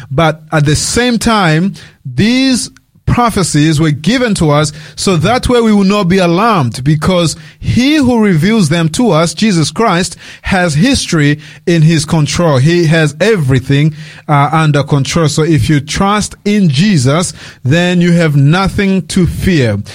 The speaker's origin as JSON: {"language": "English", "country": "Australia", "tie": "born or raised there", "said": "I was raised here in Australia as a teenager. Um, I came here when, I was uh, really young."}